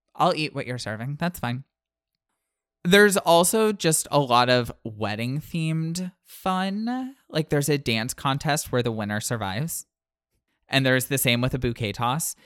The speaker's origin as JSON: {"language": "English", "country": "United States", "said": "I'm from the Panhandle"}